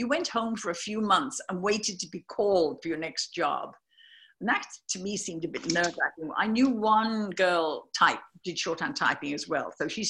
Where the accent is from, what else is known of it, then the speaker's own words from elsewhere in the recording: United States; I'm from the States over here where you are.